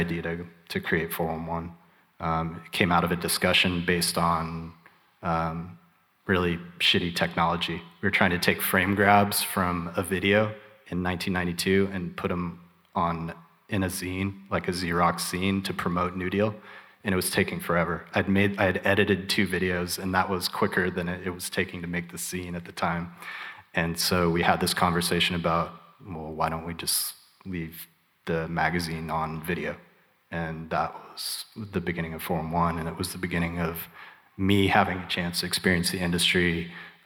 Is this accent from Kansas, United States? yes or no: yes; Topeka, Kansas, United States; I grew up in Topeka, Kansas